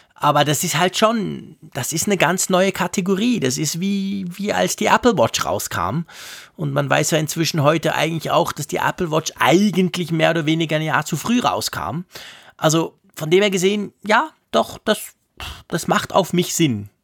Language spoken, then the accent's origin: German; Switzerland; als Schweizer